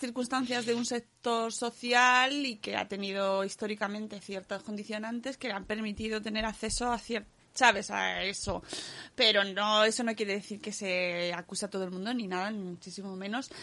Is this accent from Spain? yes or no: yes; Cáceres, Extremadura, Spain; En mi pueblo también se puede ir, ¿eh? En Cáceres.